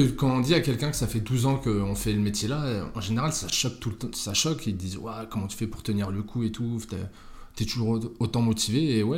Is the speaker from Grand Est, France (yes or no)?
yes; Malleloy, Grand Est, France; Écoute, moi, j'ai grandi à Malelois. C'est Tu connais